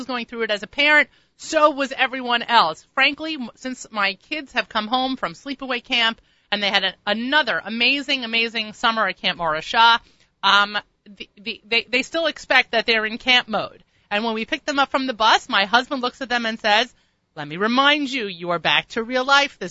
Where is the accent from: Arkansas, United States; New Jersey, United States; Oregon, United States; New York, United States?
New York, United States; Long Island; I'm from Long Island